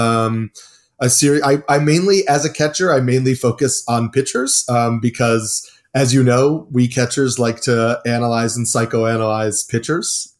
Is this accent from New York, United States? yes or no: yes; New York City, New York, United States; I grew up in New York, played baseball